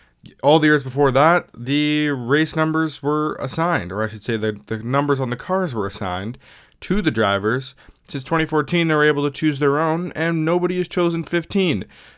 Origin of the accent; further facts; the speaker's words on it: Canada; that is so cool, especially being a Canadian.